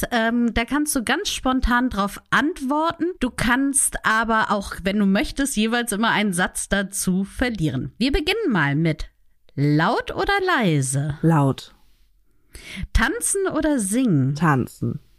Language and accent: German; Hamburg, Germany; Genau, ich bin waschechte Hamburgerin.